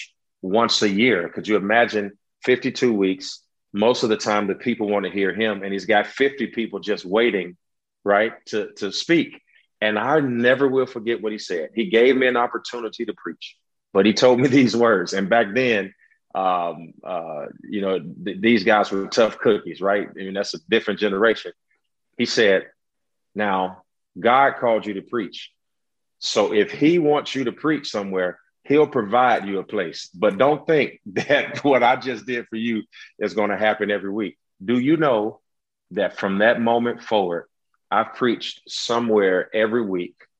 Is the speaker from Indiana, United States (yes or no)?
yes; Gary, Indiana, United States; born and raised in Gary, Indiana, right outside of Chicago